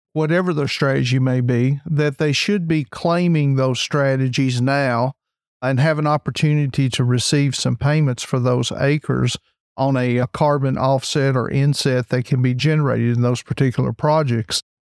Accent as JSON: {"language": "English", "region": "Kentucky", "country": "United States", "said": "I'm from Kentucky, so we've actually had some fair weather conditions here"}